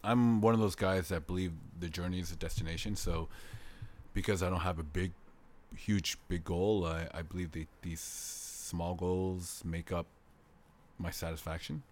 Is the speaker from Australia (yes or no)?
no; Canada; moved away as an adult; now in South Korea; I'm from Canada.